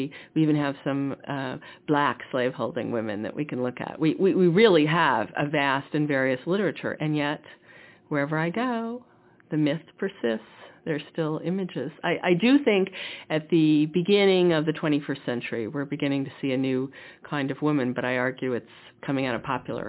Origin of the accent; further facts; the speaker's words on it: Missouri, United States; growing up in Missouri, which was the borderlands